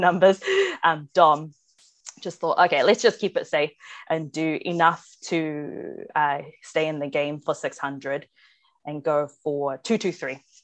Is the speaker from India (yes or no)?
no; New Zealand; being Māori myself and growing up with that stuff